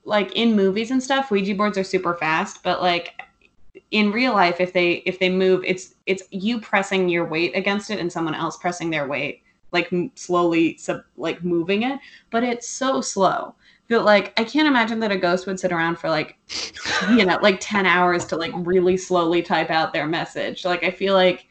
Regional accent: California, United States; I grew up in California.

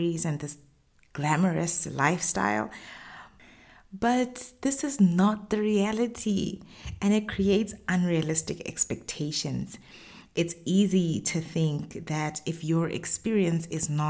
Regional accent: Botswana; moved away as an adult; now in Middle East; I've run businesses in the Middle East, where I've lived for the past 10 years, as well as in my home country, Botswana.

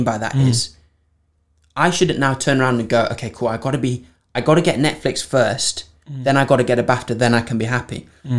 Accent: Framingham Pigot, East of England, United Kingdom; when I grew up in Norwich in a village called Framingham Piggott.

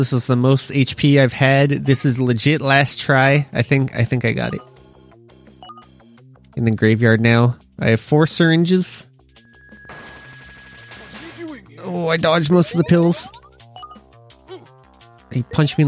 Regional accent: Canada; As a Canadian

